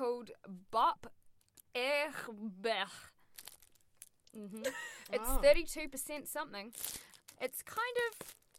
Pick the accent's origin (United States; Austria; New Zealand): New Zealand; I'm from New Zealand.